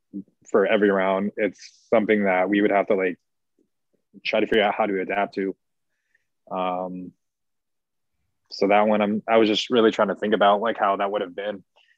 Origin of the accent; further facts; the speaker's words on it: Washington, United States; born there; But so was Seattle, because I was born in Washington.